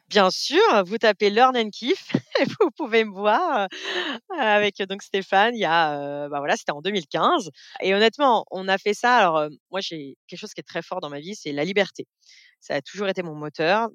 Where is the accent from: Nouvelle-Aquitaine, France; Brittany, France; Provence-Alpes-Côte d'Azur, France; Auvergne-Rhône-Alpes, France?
Auvergne-Rhône-Alpes, France; Beaujolais; j'ai vécu toute mon enfance dans le Beaujolais, donc autant dire loin de la mer, dans la région lyonnaise